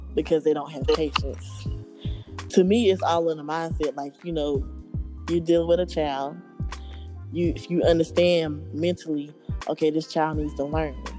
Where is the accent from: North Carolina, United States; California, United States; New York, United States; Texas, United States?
North Carolina, United States; Roseboro; I'm from Roseboro, North Carolina, a little small town